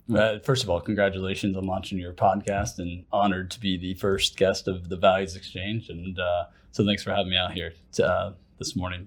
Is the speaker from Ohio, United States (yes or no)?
yes; Ohio, United States; moved away as an adult; also born or lived in Plano, Texas; now in Lucas, United States; originally from Ohio and, and I've lived in Plano for the most of twenty ten to twenty twenty-two